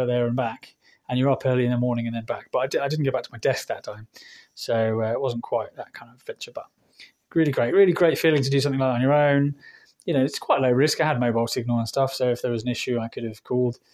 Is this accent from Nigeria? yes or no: no; England, United Kingdom; moved away as an adult; now in Spain; I'm English local